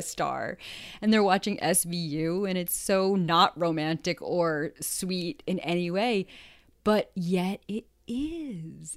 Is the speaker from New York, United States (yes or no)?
yes; New York, United States; also born or lived in Los Angeles; I am a New Yorker